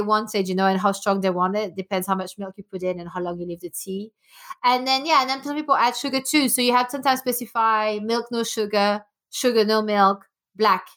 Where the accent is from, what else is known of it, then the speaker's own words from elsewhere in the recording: Belgium; first language French; English is a second language; moved away as an adult; also born or lived in Denmark / France / New York; now in England, United Kingdom; I was born in Belgium, uh, born and bred there, and I left when I was eighteen